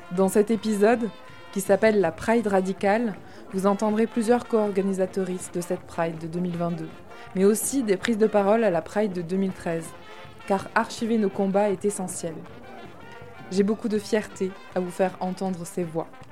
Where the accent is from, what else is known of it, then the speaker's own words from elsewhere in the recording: Tarn, Occitania, France; also born or lived in Toulouse; now in Crest, France; Je suis née dans le Tarn, un département plutôt rural, que j'adore, mais qui n'a pas été pour moi un lieu de construction queer